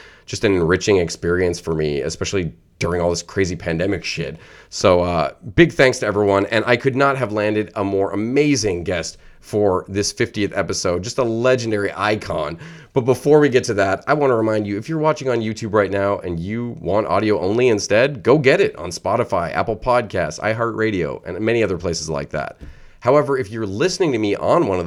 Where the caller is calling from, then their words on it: Ottawa, Ontario, Canada; Calling from Ottawa.